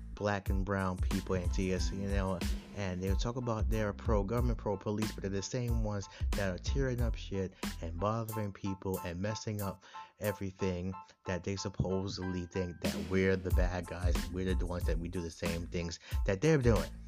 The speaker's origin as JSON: {"language": "English", "region": "New York", "country": "United States", "said": "I'm from New York, I'm in the city"}